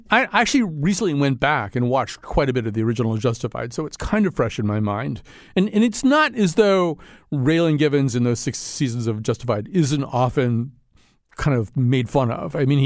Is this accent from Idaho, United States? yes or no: no; Detroit, Michigan, United States; because I'm from Detroit. I know the Detroit way because I'm a Detroit guy.